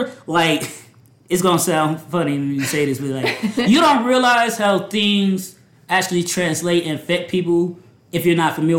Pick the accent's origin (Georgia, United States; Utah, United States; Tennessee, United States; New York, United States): Georgia, United States; growing up in the South, I didn't know any better when we had the Confederate flag hanging up in Georgia.